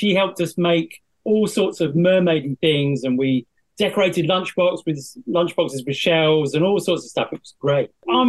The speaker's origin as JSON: {"language": "English", "region": "South West England", "country": "United Kingdom", "said": "Well, I think fundamentally we are Cornish treasure hunters, so we've got to say the best place to find treasure is Cornwall, surely."}